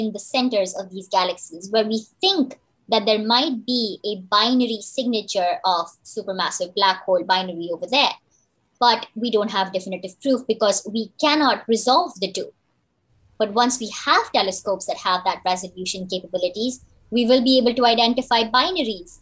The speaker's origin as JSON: {"language": "English", "country": "India", "also_born_or_lived": "United States", "moved": "as an adult", "lives_now": "South Korea", "said": "I hail from India."}